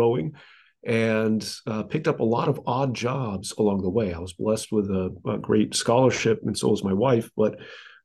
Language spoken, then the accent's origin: English; South Bend, Indiana, United States; now in Dallas, United States; I'm from Indiana, South Bend, Indiana, to be precise, originally